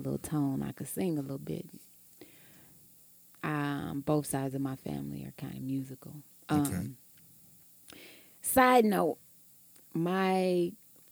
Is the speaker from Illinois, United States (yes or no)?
yes; Chicago, Illinois, United States; moved away; also born or lived in Oklahoma City; I was from Chicago.